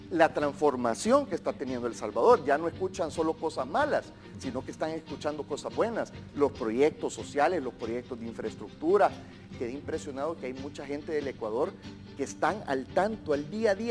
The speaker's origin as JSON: {"language": "Spanish", "country": "Nicaragua"}